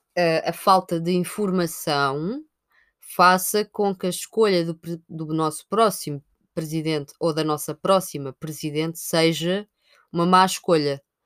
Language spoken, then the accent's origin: Portuguese; Sintra, Lisbon, Portugal; eu sou de Sintra